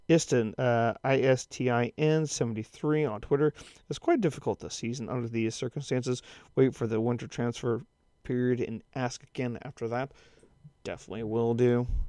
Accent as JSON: {"language": "English", "country": "United States", "lives_now": "Kansas, United States", "said": "as an American"}